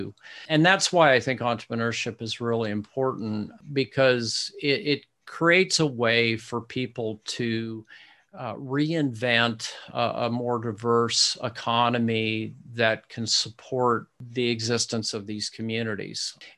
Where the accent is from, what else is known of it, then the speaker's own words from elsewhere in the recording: Midwest, United States; Yeah, I'm a Midwesterner, so yeah. I don't quite get it right.